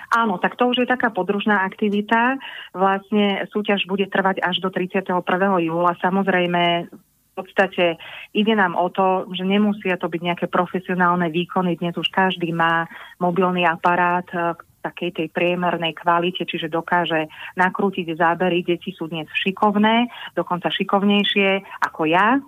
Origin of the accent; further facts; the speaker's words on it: Trenčín, Trenčín Region, Slovakia; also born or lived in Bratislava; now in Kežmarok, Slovakia; som rodačka z Prenčína